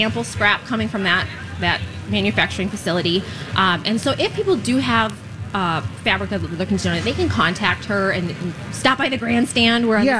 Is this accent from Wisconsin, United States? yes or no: yes; Hudson, Wisconsin, United States; And then Hudson's right next door. That's my hometown. And that is just a beautiful river town for shopping and restaurants.